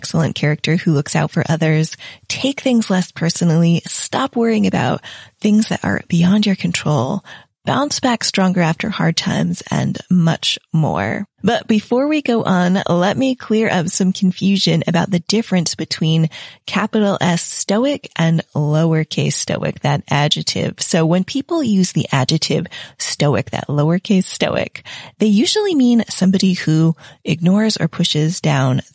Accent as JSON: {"language": "English", "country": "United States", "moved": "as an adult", "lives_now": "England", "said": "I'm an American in England"}